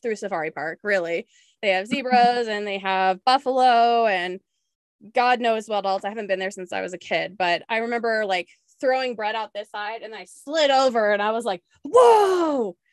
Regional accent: Spokane, Washington, United States; also born or lived in Whidbey Island, Washington; now in El Paso, United States; I'm from the Eastern side. Yeah. Washington, Spokane, right next to Idaho

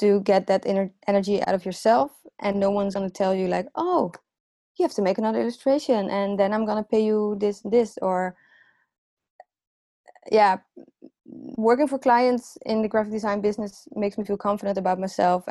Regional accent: The Hague, South Holland, Netherlands; English is a second language; The Hague is my hometown

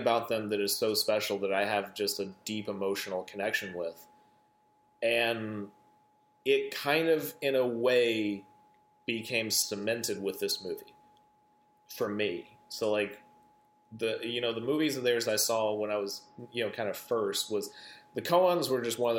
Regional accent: Atlanta, Georgia, United States; growing up in Atlanta

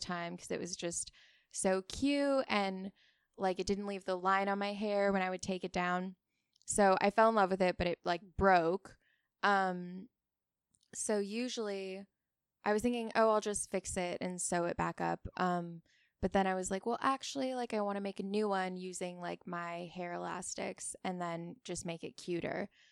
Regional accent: Oahu, Hawaii, United States; now in Ventura, United States; I grew up in Hawaii

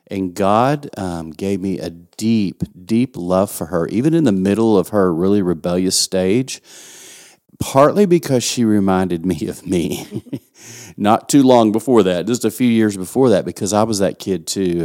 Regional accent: West Texas, United States; accent: West Texan; West Texan as I am

